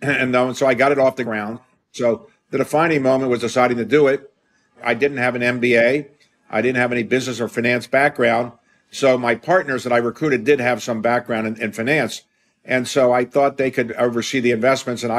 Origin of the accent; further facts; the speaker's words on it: Baltimore, Maryland, United States; I grew up in Baltimore